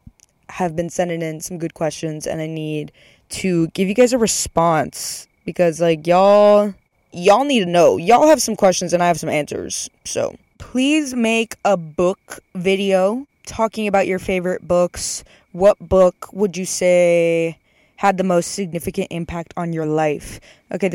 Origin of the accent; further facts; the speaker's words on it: Texas, United States; moved away; I'm going back home for a little bit